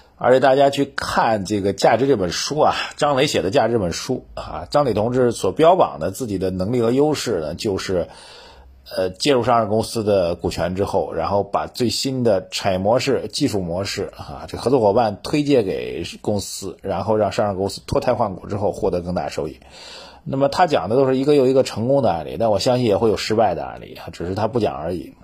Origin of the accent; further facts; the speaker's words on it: China; 深圳的奇迹真的值得我们中国人呐，这个我们这一代人见证的改革，开放这一代的这个中国